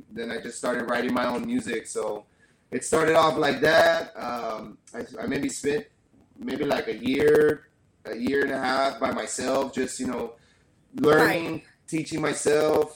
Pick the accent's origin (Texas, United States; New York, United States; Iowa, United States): Texas, United States; San Antonio; moved away as an adult; now in Rio Grande Valley, United States; I'm actually from San Antonio, Texas, but I've been living down in the Rio Grande Valley maybe since I was about 18 years old.